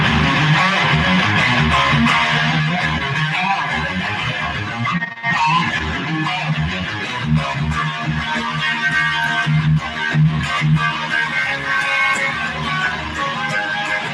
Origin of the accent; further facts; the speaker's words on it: Detroit, Michigan, United States; we grew up in Rosedale Park